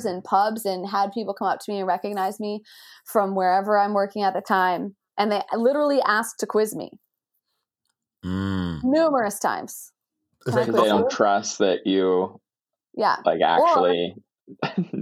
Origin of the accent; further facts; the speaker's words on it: Canada; growing up in Canada